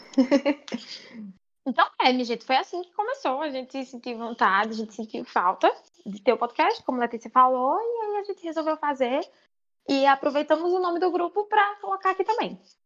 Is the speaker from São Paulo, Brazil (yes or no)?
no; Paraíba, Brazil; eu sou da Paraíba